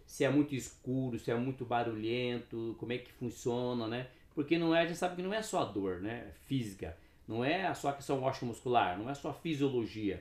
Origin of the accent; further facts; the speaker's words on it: Cascavel, Paraná, Brazil; moved away; also born or lived in Suzano, São Paulo; Eu nasci no Paraná, né? Nasci em Cascavel